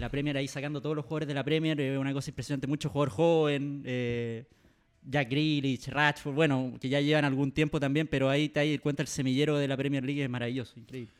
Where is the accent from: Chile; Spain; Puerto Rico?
Chile; Como chileno